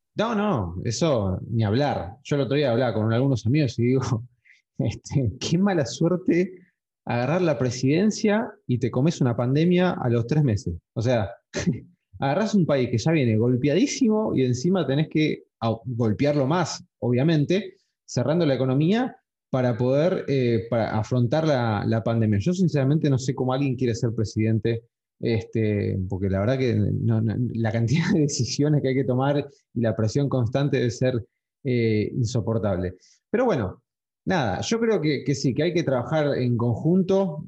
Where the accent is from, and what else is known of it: Argentina